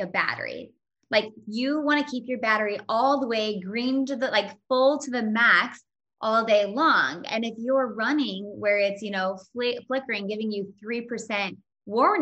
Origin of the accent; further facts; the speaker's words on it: Indiana, United States; I was born and raised in Indiana